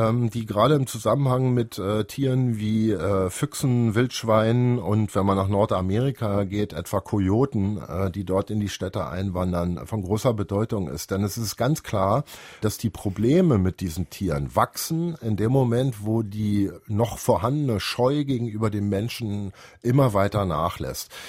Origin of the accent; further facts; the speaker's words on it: Berlin, Germany; Ich kann mich noch gut erinnern, in meiner Kindheit gab es in Berliner Hinterhöfen Kuhställe.